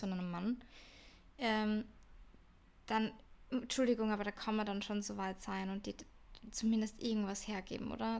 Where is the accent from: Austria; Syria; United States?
Austria; now in Vienna, Austria; in Österreich oder irgendwie bei uns in Europa